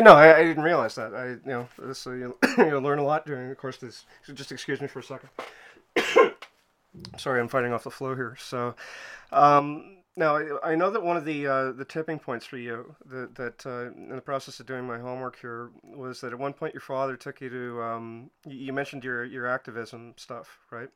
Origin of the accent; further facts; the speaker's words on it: Montreal, Quebec, Canada; I'm from Montreal